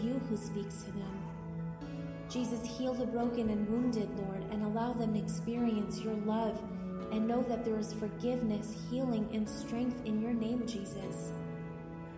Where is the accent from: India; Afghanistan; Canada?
Afghanistan; Kabul; I am from Kabul, Afghanistan